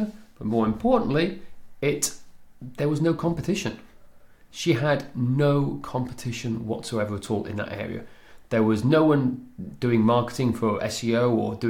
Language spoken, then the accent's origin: English; Machynlleth, Wales, United Kingdom; Machynlleth, where I grew up in Mid Wales